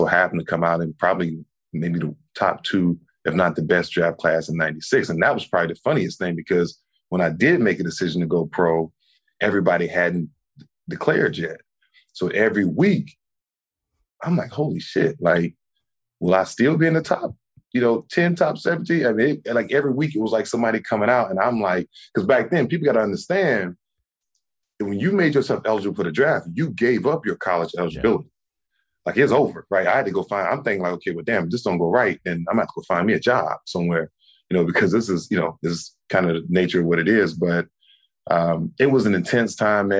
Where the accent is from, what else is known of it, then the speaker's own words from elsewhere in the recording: Columbia, South Carolina, United States; I'm from Columbia, South Carolina. So the University of South Carolina was literally like 10 minutes, from my house